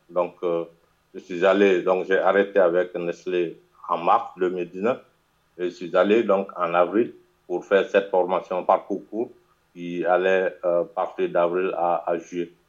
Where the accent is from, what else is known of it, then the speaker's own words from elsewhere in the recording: Guinea; je suis guinéen, Guinée-Conakry, un pays de l'Afrique de l'Ouest